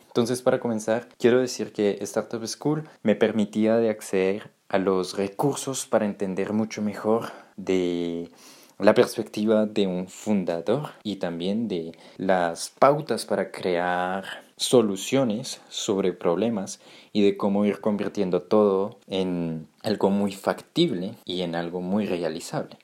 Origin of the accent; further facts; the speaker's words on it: Colombia; Yo que vengo de América Latina, me siento muy orgulloso también de ver de cómo ese mundo está llegando cada vez más fuerte a mi país, por ejemplo, a Colombia